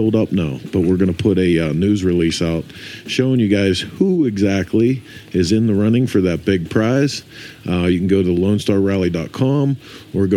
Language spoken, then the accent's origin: English; north of Pittsburgh, Western Pennsylvania, United States; A little bit north of Pittsburgh, Pennsylvania